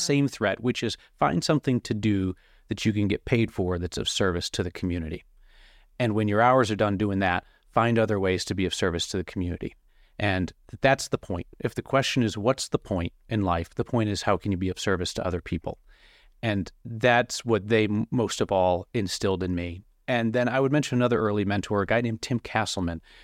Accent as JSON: {"language": "English", "town": "Rochester", "region": "New York", "country": "United States", "tie": "born or raised there", "moved": "as an adult", "lives_now": "Denver, United States", "said": "I worked two years in Rochester, and then I wasn't really sure where my path was gonna go, whether I wanted to be in my hometown for the rest of my life"}